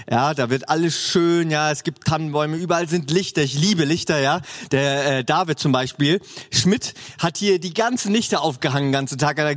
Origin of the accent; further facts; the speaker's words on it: Northern Germany, Germany; Oder moin, ne? Ich komme ja aus dem Norden eigentlich.